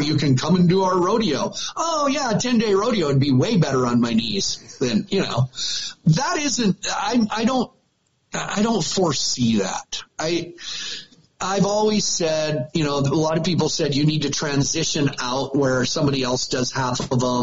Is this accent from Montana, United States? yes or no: yes; Montana, United States; it's the only place I've ever lived. I travel every weekend somewhere in this country, and I'm always from Montana